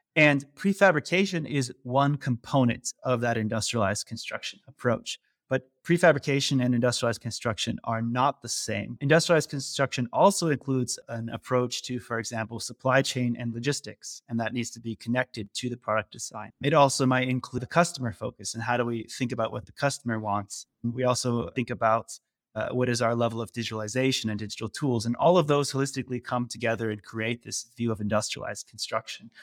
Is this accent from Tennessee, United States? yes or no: no; California, United States; moved away as an adult; now in Netherlands; I'm originally from the U S. I grew up in California